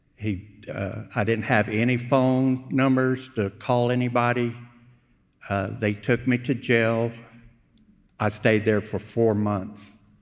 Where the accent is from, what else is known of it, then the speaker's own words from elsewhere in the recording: Houston, Texas, United States; also born or lived in Wimberley, Texas; I was born in Houston, uh, moved to Wimberley, went to high school up there, uh, came back to Houston